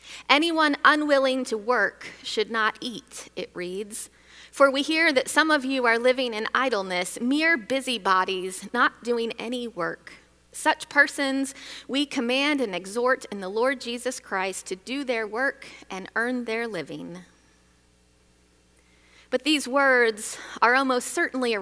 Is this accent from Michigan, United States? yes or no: yes; Michigan, United States; Growing up in Michigan